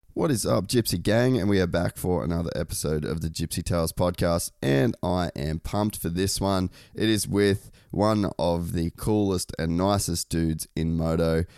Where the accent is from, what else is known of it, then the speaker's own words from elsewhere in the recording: Cairns, Queensland, Australia; moved away; growing up in Cairns